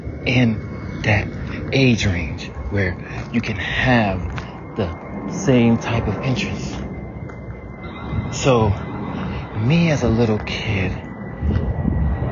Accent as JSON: {"language": "English", "region": "the South", "country": "United States", "tie": "born or raised there", "said": "growing up in the South."}